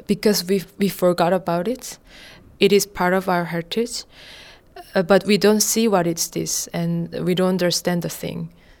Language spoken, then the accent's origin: English; South Korea; moved away; I'm from South Korea.